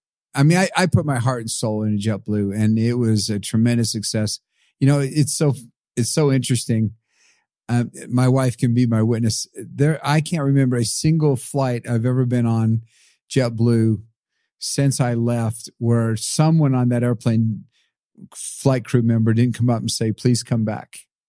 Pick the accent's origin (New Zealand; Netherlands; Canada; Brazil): Brazil; born there; And then I was born in Brazil. My dad was a missionary there.